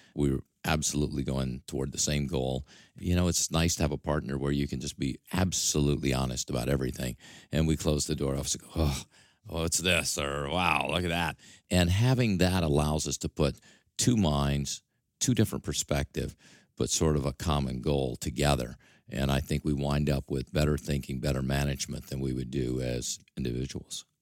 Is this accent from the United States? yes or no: yes; Mississippi, United States; accent: drawl; moved away as an adult; also born or lived in Detroit; now in New York, United States; I still have this drawl, and I probably will never get rid of it, although I've been here since nineteen seventy-seven, so I think I'm long gone from Mississippi, but that's still my heritage.